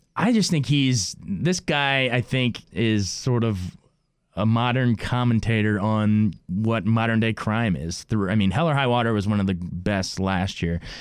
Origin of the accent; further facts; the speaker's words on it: United States; as an American